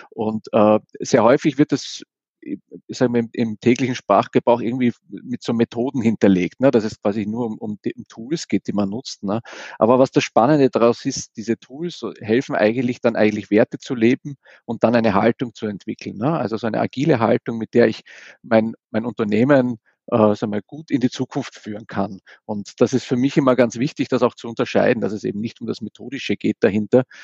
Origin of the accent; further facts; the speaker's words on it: Vienna, Austria; now in Essen, Germany; Ich bin so ein Wiener, ich komme also ursprünglich mal aus Wien. Äh, und ja, wer bin ich so? Ich bin, äh, wohne jetzt in Essen